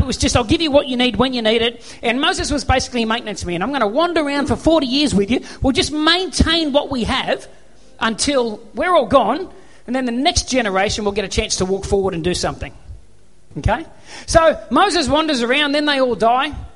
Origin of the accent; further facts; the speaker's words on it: Australia; I'm an Aussie bloke